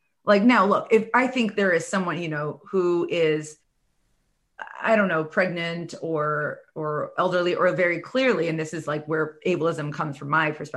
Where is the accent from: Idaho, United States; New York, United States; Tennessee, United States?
New York, United States; New York City; I'm from New York City. I spent like the last decade in New York City